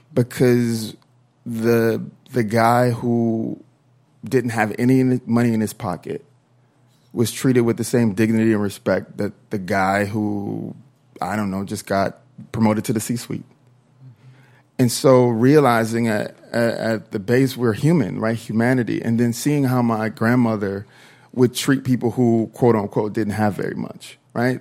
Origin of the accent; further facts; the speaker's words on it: Minnesota, United States; I am from Minnesota, I am from the South